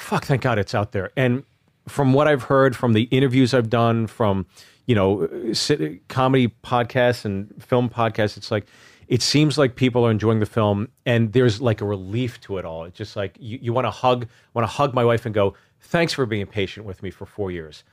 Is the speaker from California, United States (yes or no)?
no; Pittsburgh, Pennsylvania, United States; also born or lived in New Jersey; I grew up in Pittsburgh